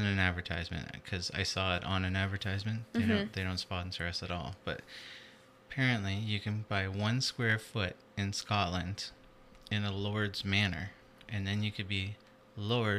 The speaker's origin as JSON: {"language": "English", "region": "Newfoundland and Labrador", "country": "Canada", "said": "I'm from Newfoundland"}